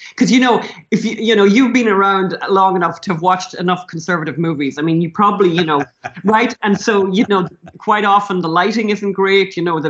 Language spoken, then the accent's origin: English; Ireland; as Irish people, we can't say anything much about drug addiction or alcoholism, right?